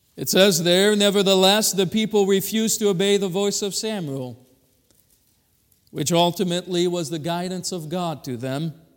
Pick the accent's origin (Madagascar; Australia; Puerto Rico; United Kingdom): Madagascar; now in Kalamazoo, United States; we come from Kalamazoo, but I was originally born in Madagascar